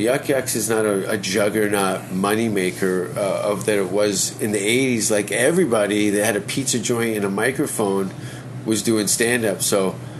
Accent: Hamilton, Ontario, Canada; I'm from Hamilton.

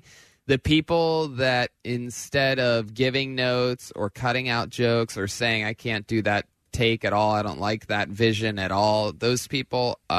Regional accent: Youngstown, Ohio, United States; moved away as an adult; now in Los Angeles, United States; I'm originally from Youngstown, Ohio, but I've lived in Los Angeles for the last, like, 13 years.

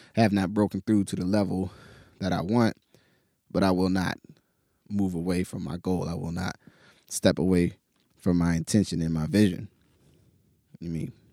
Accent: New Jersey, United States; also born or lived in Pittsburgh, United States; now in Portland, United States; growing up in New Jersey and then living in Pittsburgh for ten years

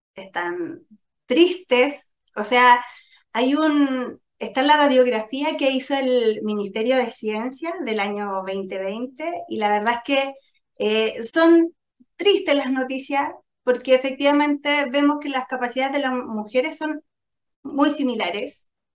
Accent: Chile

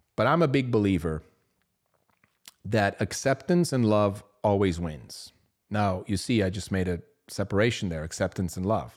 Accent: Switzerland; I grew up in Switzerland, small town.

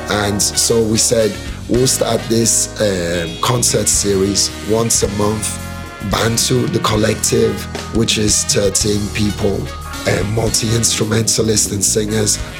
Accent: Nigeria; also born or lived in Germany / Port Harcourt; now in Lagos, Nigeria; growing up in Lagos, Port Harcourt

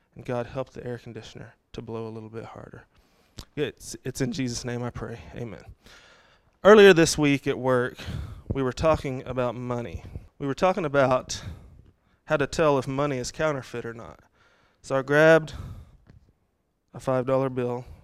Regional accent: Texas, United States; I grew up in Texas

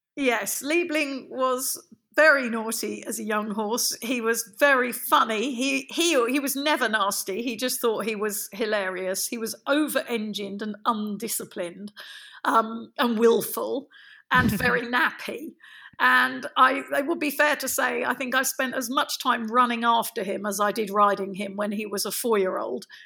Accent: London, United Kingdom; now in Devon, United Kingdom; I'm from London. I'm I'm London born and bred.

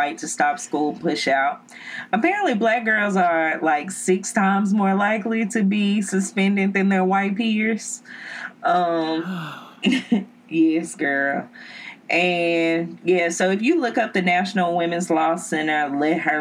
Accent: the South, United States; I'm from the South

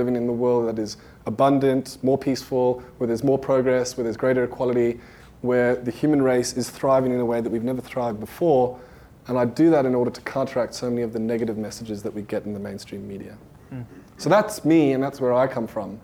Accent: Johannesburg, Gauteng, South Africa; I was born in 1983 in Johannesburg, South Africa.

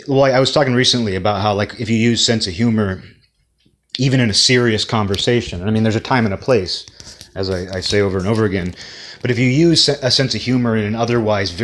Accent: United States; kid growing up in America

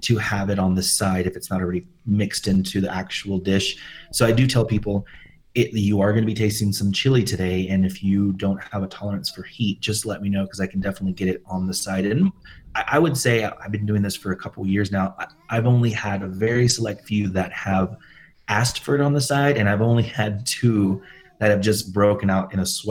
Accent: Austin, Texas, United States; moved away as an adult; now in Santa Fe, United States; I'm originally from Austin, Texas.

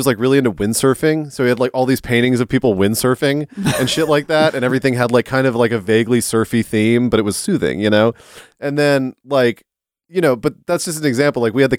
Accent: California, United States; I'm from California, so what do I know?

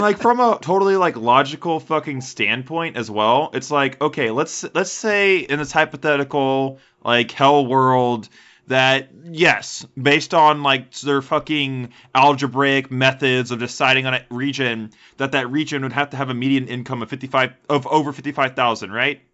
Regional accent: Houston, Texas, United States; I was raised in Houston

